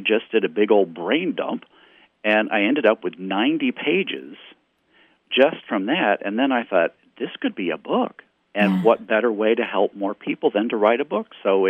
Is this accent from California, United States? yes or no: no; Texas, United States; now in Missouri, United States; my hometown in Texas.